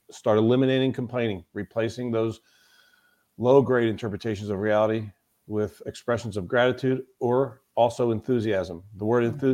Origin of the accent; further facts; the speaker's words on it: Florida, United States; I was born in the southeast. I was born in Florida